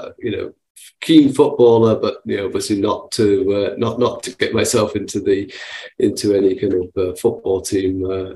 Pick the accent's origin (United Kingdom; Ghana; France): United Kingdom; Manchester, North West England; So I'm originally from Manchester in England, and that's where I was born and brought up.